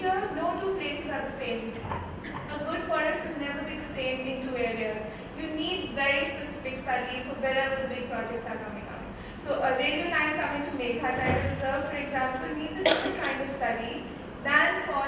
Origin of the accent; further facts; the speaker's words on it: Delhi, India; I'm from Delhi, I was born there